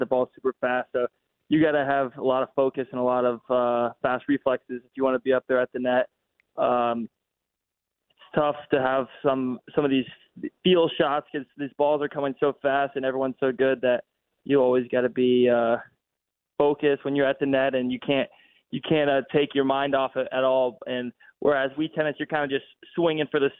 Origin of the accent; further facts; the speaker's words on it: New Albany, Ohio, United States; I'm from Columbus